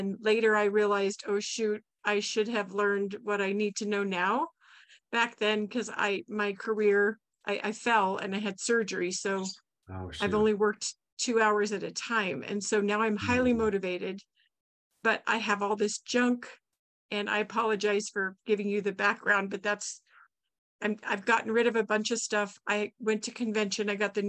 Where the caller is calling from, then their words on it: Dayton, Nevada, United States; I'm from Nevada, Carson City, actually Dayton, east of Carson City, Nevada.